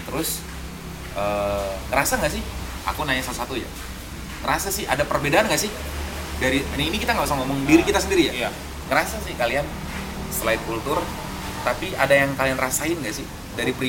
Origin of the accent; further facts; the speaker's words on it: Bogor, West Java, Indonesia; Nah, dia dari Tangerang, aku dari Bogor.